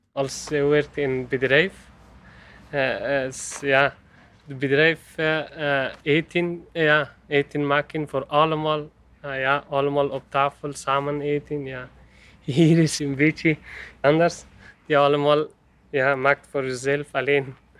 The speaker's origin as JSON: {"language": "Dutch", "country": "Afghanistan", "second_language": "Dutch", "moved": "as an adult", "lives_now": "Ghent, Belgium", "said": "Ik kom uit Afghanistan."}